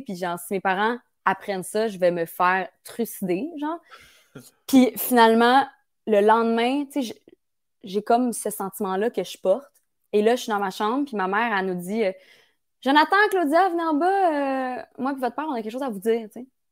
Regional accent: Bromont, Quebec, Canada; now in Montreal, Canada; moi je viens de Bromont

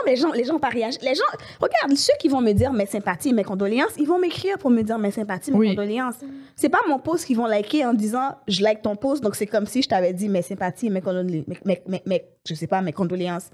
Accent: Haiti; now in Montreal, Canada; je suis née à Montréal, Ok. mais j'ai grandi en Haïti.

